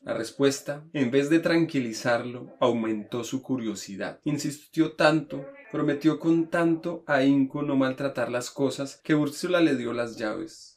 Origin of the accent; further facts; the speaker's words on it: Bogotá, Colombia; yo como buen cachaco